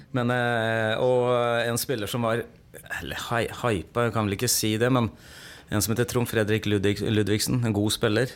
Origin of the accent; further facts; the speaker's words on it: Sarpsborg, Østfold, Norway; moved away as an adult; also born or lived in Moss / Stavanger; jeg kommer eh, opprinnelig fra Sarpsborg. Eh, gikk, bodde mine ungdomsår på Yven. Jeg gikk barneskolen der.